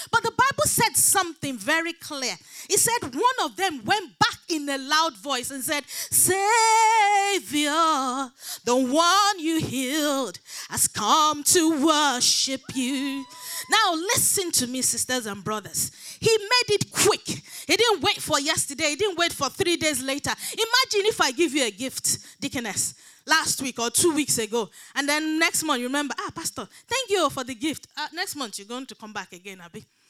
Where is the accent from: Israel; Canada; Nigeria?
Nigeria; moved away; I grew up back in Nigeria